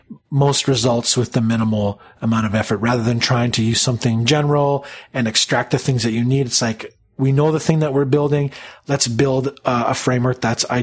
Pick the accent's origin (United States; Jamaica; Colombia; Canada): Canada; being Canadian, I pick up on the non-Canadian accent